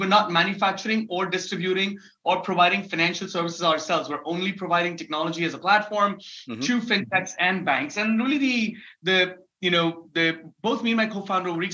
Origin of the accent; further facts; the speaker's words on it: Mumbai, Maharashtra, India; also born or lived in Dubai / New York; I was born and raised in Mumbai in India